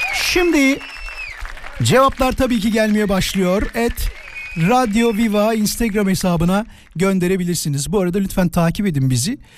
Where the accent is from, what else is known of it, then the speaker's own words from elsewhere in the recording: İzmit, Kocaeli, Turkey; moved away; İzmit'e gittim, memleketime gittim.